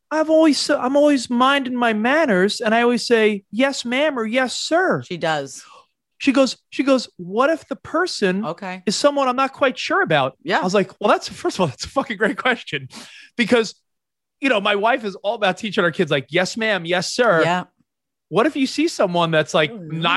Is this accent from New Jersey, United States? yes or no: no; Texas, United States; I'm the Texan. Should I intervene with the other